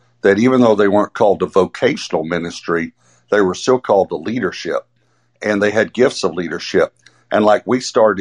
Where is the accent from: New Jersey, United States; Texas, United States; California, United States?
Texas, United States; East; I grew up in East Texas, so everyone in Arkansas will understand this. The crick is what we called it